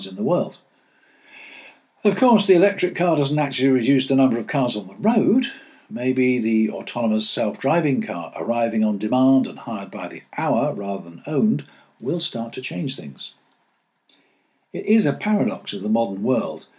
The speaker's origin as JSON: {"language": "English", "country": "United Kingdom", "said": "we British"}